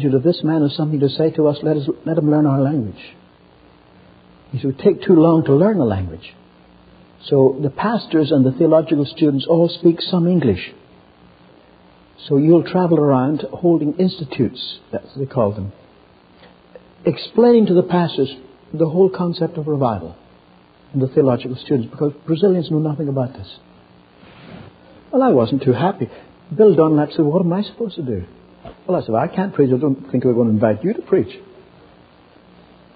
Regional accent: Ireland; moved away; I'm from Ireland, and in Ireland we've had great revivals

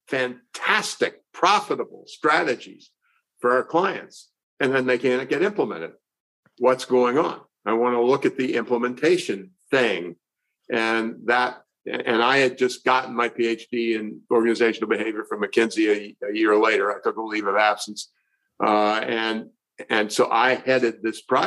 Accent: Annapolis, Maryland, United States; I grew up near the United States Naval Academy, 6 miles away from Annapolis, Maryland.

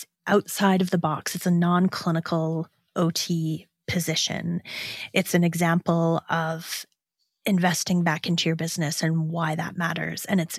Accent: Ontario, Canada; I'm from Southwestern Ontario, so I actually know that's a place in Michigan.

